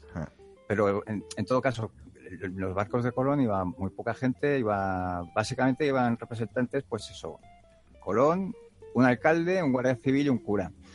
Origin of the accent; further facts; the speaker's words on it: Spain; como español